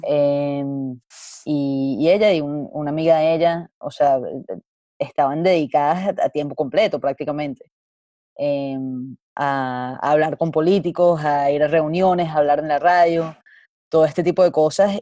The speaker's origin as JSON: {"language": "Spanish", "country": "Venezuela", "moved": "yes"}